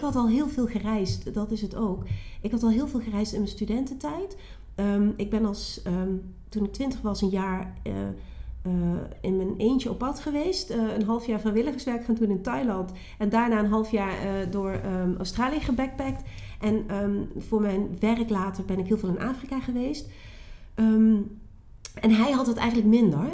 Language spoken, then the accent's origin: Dutch; Geleen, Limburg, Netherlands; moved away as an adult; also born or lived in Nijmegen; ik kom uit Limburg, Zuid-Limburg. Geleen, plaatje Geleen. Onder de rook van DSM, daar kom ik vandaan